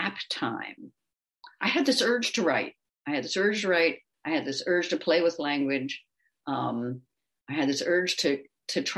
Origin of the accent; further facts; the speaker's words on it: United States; first language English; moved away as an adult; also born or lived in Switzerland / Kansas; we came back to the States. And one of the things that was really incredible to me was being immersed in my native language again